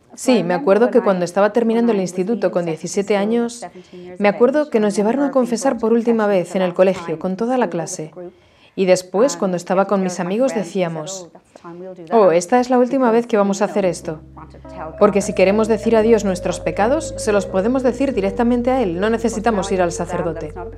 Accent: Dublin, Leinster, Ireland; Soy de Dublín, Irlanda

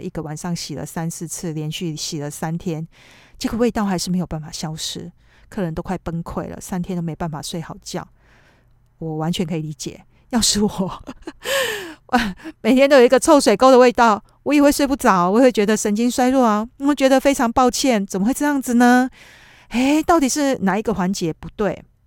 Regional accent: Taiwan; now in Tokyo, Japan; 我们台湾人

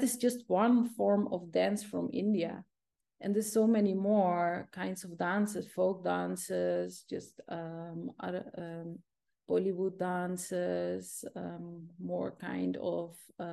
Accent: Zeeland, Netherlands; English is a second language; I'm from Zeeland.

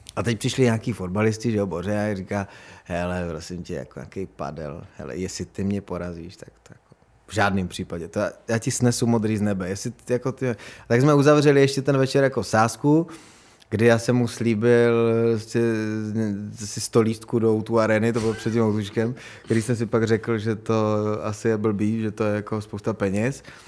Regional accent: Beskids, Czechia; jsem z Besky

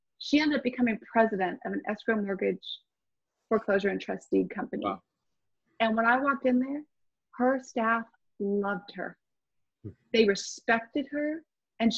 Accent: Orange County, California, United States; Born and raised in Orange County, California.

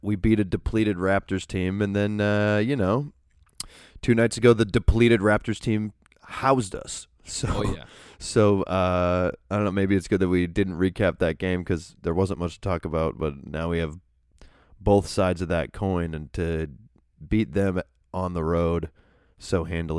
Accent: New England, United States; growing up in New England

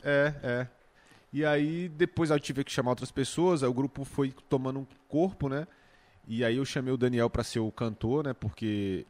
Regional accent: Valparaíso de Goiás, Goiás, Brazil; moved away as an adult; also born or lived in Planaltina; now in Brasília, Brazil; eu nasci em Planaltina, apesar de ter crescido lá em, em Valparaíso, no Céu Azul, mas eu nasci em Planaltina

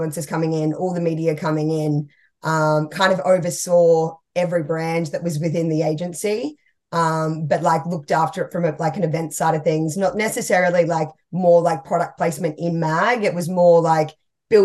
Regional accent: Cabarita Beach, New South Wales, Australia; moved away as an adult; also born or lived in Gold Coast, Queensland; now in Melbourne, Australia; it was a little town called Cabarita Beach.

